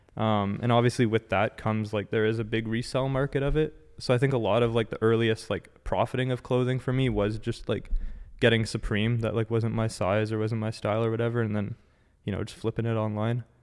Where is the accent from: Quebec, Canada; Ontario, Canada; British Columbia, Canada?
Ontario, Canada; Ottawa; born and raised in Ottawa, like, first of all. Um, yeah, lived here my whole life